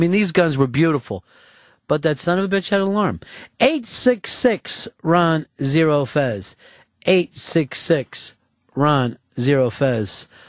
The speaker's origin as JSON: {"language": "English", "region": "Mississippi", "country": "United States", "said": "I'm from Mississippi, and I wear dungarees."}